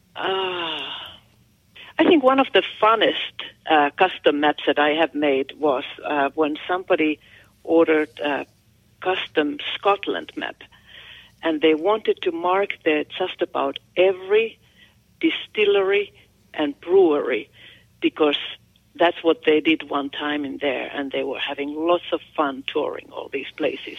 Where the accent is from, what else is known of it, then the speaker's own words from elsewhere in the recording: Finland; accent: Finnish; English is a second language; moved away as an adult; now in United States; I'm from Finland